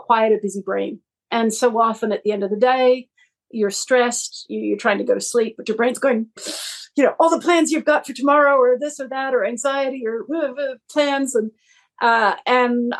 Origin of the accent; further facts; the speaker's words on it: Massachusetts, United States; moved away as an adult; now in Australia; I'm from Massachusetts, but have lived in Australia for the last 30 years